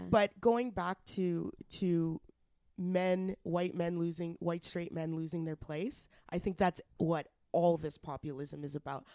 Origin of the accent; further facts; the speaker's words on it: Alberta, Canada; now in Ontario, Canada; I'm from Alberta